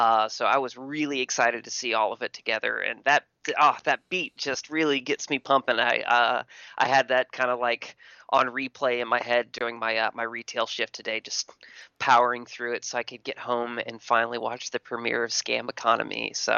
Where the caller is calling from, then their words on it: Texas, United States; Hey, Matt. … from Texas.